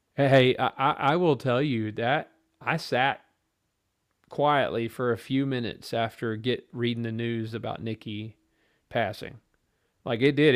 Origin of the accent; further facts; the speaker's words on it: United States; as an American fan